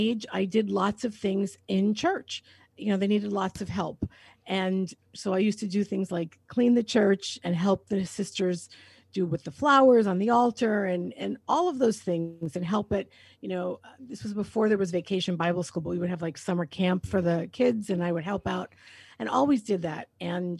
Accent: New York City, New York, United States; I grew up in New York City in Queens

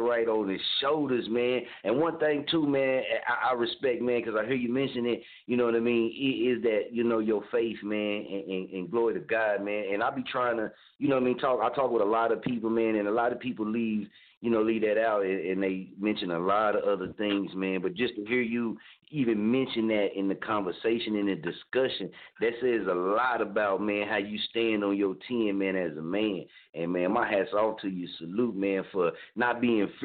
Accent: Oklahoma, United States; now in Wichita, United States; I'm originally from Oklahoma, man, but I'm actually right now we in Wichita, Kansas

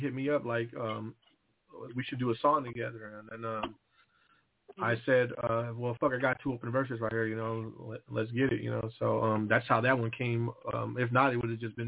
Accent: Seattle, Washington, United States; I'm from Seattle and like we're close to the Bay

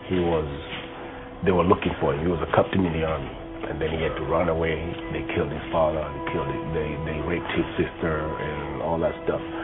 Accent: Kenya; being a Kenyan

